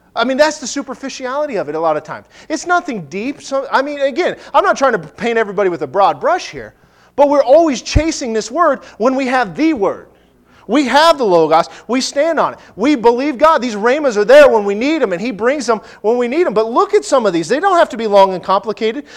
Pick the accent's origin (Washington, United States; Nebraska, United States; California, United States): Nebraska, United States; I'm from Nebraska.